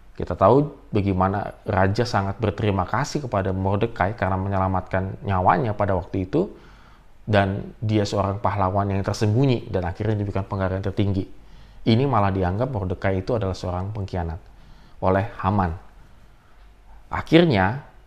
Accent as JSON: {"language": "Indonesian", "country": "Indonesia", "said": "kita orang-orang Indonesia"}